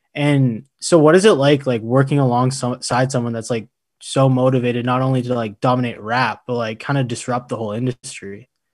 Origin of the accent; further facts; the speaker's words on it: Alberta, Canada; growing up in Alberta